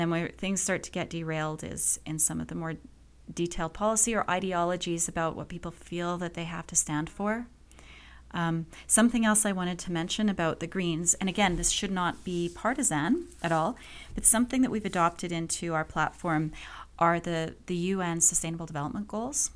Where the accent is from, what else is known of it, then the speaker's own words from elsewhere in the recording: Calgary, Alberta, Canada; also born or lived in England; I grew up in Calgary. My parents brought us here from England when I was little